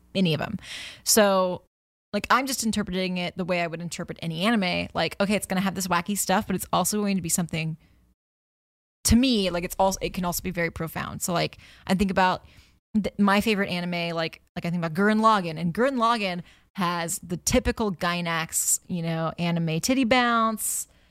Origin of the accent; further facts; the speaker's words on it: United States; me being an American